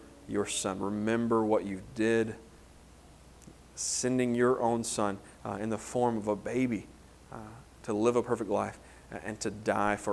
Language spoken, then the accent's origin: English; Homer, Louisiana, United States; moved away; growing up in Homer, Louisiana